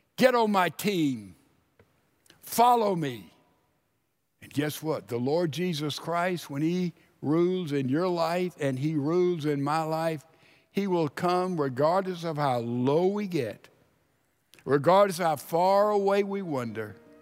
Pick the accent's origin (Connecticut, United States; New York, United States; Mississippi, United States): Mississippi, United States; Laurel; moved away; I lived twenty years of my life in Laurel, Mississippi.